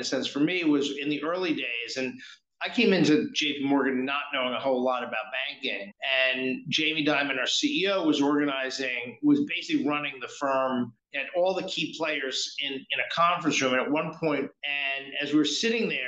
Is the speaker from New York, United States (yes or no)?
yes; New York, United States; We grew up in New York